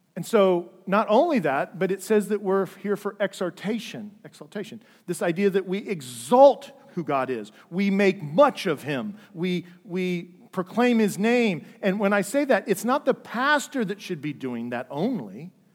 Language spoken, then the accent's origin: English; Dayton, Ohio, United States; I grew up in the Lutheran Church, uh, downtown Dayton